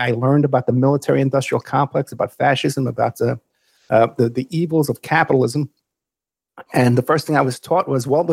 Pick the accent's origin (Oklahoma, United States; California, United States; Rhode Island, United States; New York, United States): New York, United States; New York City; moved away; also born or lived in Nevada; I grew up in the Bronx, New York, which was a poor area